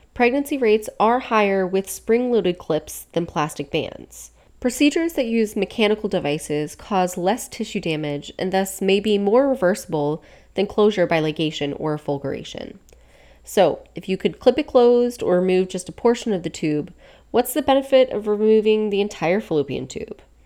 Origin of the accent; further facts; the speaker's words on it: Virginia, United States; my home state of Virginia